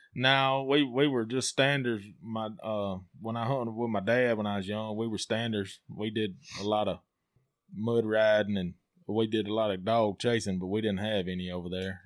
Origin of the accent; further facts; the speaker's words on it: Amory, Mississippi, United States; from Amory, uh, 38 years old.